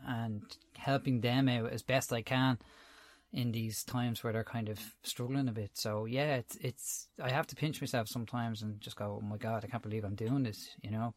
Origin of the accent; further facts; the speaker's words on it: Dublin, Leinster, Ireland; also born or lived in Tallaght; I'm originally from Crumlin in Dublin. Um, I grew up there. Uh, I'm living in Talla now.